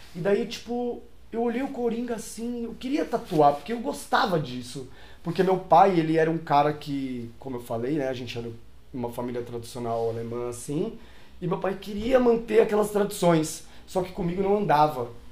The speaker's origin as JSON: {"language": "Portuguese", "region": "São Paulo", "country": "Brazil", "tie": "born or raised there", "said": "eu nasci em São Paulo, sou local de São Paulo, nasci na Vila Prudente, uhum. morei na Zona Leste"}